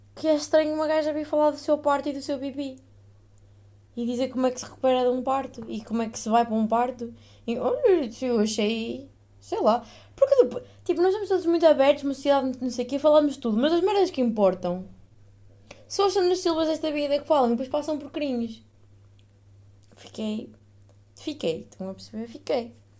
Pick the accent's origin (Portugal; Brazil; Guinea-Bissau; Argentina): Portugal; moved away as an adult; now in Netherlands